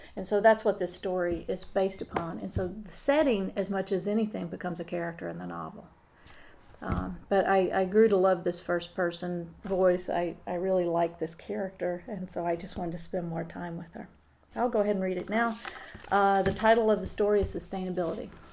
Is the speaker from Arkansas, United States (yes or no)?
yes; Northwest Arkansas, United States; I am originally from Arkansas, Northwest Arkansas, to be specific